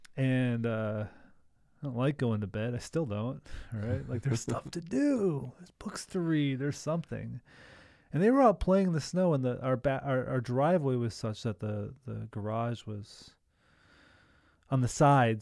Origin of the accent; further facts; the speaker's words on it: Milwaukee, Wisconsin, United States; It's like suburban living growing up